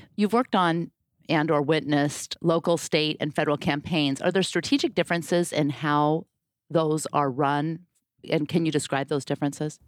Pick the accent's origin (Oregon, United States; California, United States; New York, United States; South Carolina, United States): Oregon, United States; Portland; like me, was born and raised in Portland, Oregon